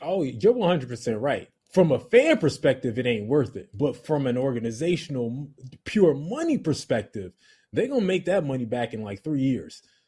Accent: Rutgers area, New Jersey, United States; I'm from the Rutgers area

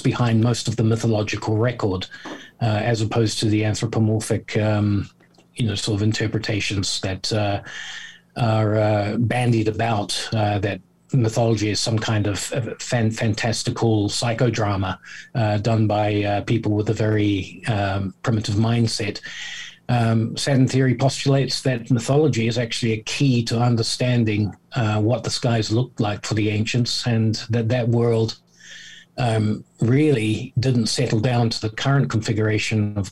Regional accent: New Zealand; moved away as an adult; also born or lived in South Africa / Southeast Asia; now in United Kingdom; I was born in South Africa, brought up in New Zealand. I've spent many years in Southeast Asia as an adult. I'm now living in the UK.

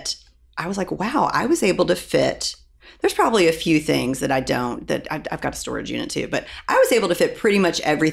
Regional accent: Louisville, Kentucky, United States; I'm from Louisville.

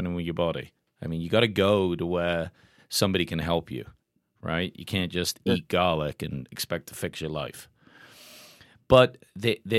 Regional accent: England, United Kingdom; now in United States; growing up in England, we get tons of vaccines.

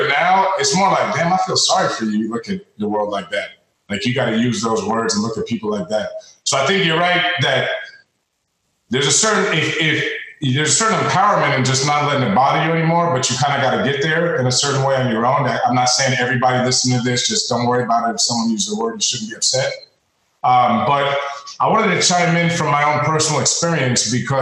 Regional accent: Washington, District of Columbia, United States; moved away as an adult; also born or lived in Australia; now in Florida, United States; I'm from Washington, D.C., where it was more white and black when I grew up

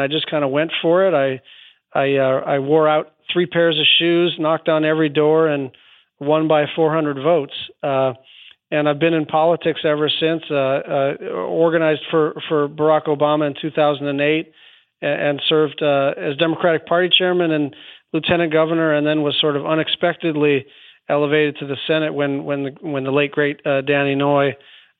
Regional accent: Hawaii, United States; also born or lived in Southern California; I grew up in Hawaii, kind of concerned with the natural environment as a lot of local kids are

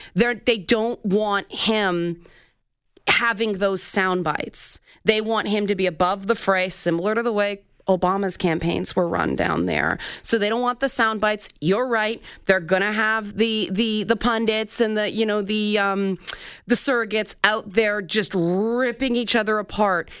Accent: Toronto, Ontario, Canada; a black person living where I grew up in the Jane Finch neighborhood

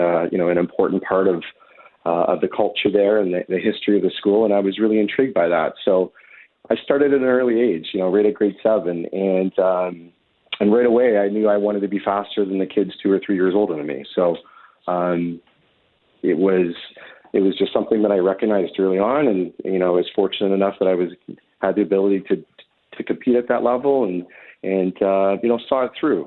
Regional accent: Winnipeg, Manitoba, Canada; I had fantastic support from my mom and dad and my brother, growing up in Winnipeg

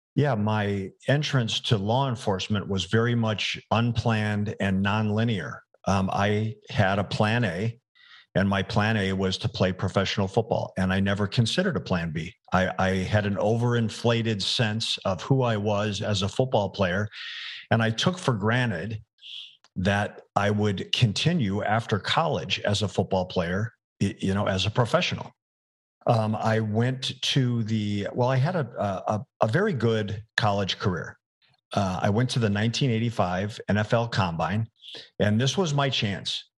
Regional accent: Arizona, United States; also born or lived in Arkansas; the University of Arizona. It was my hometown team

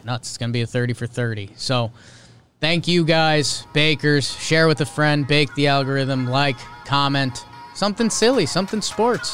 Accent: United States; I'm American

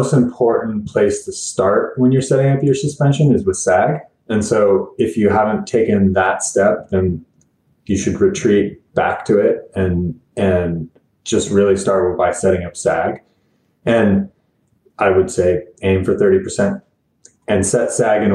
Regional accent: Bellingham, Washington, United States; moved away as an adult; also born or lived in Colorado Springs, Colorado; I needed to move back to my hometown of Bellingham, Washington

